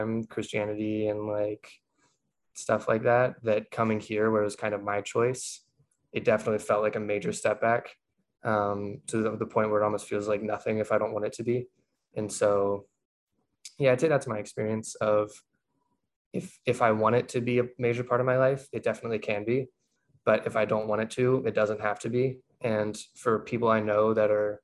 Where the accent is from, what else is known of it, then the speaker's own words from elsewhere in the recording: Lexington, South Carolina, United States; moved away as an adult; now in Boston, United States; I grew up in Lexington, South Carolina, which is just outside of Columbia